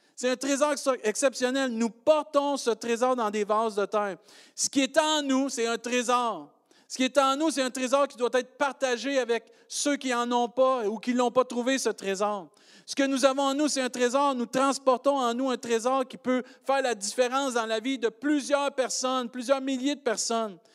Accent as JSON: {"language": "French", "region": "Quebec", "country": "Canada", "accent": "Québécois"}